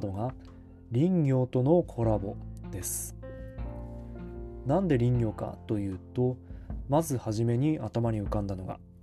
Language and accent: Japanese; Fukushima, Japan; moved away as an adult; 昨年は地元福島へ U ターンし